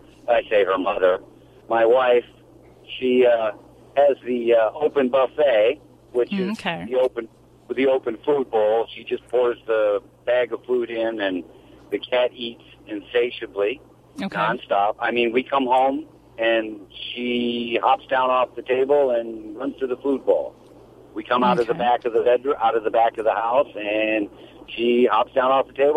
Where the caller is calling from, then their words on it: Brooksville, Florida, United States; Right now I'm in Brooksville, Florida.